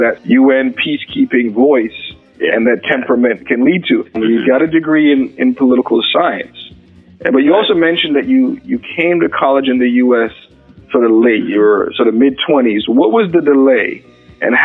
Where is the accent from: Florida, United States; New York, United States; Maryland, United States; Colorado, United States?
New York, United States; New York City; I grew up in Brooklyn